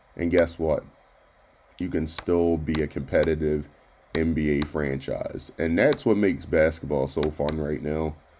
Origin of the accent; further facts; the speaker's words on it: Baltimore, Maryland, United States; now in Central Pennsylvania, United States; my hometown of Baltimore